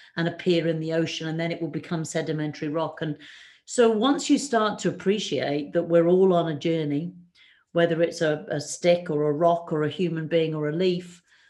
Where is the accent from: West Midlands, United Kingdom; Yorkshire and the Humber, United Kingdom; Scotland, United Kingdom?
West Midlands, United Kingdom; Shropshire; also born or lived in Africa; I grew up in Shropshire